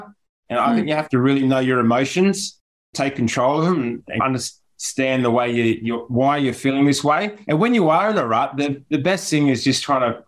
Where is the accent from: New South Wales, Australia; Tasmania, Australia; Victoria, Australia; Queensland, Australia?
New South Wales, Australia; Penrith; I'm from Penrith